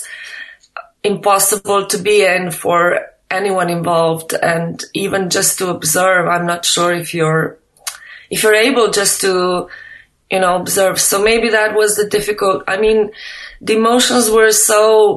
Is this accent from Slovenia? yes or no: yes; Slovenia; I'm not from Albania, I'm from Slovenia